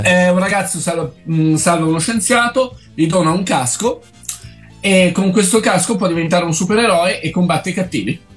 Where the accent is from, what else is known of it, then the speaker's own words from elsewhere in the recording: Milan, Lombardy, Italy; sono di Milano, quartiere Quarto Cagnino, vicino a San Siro.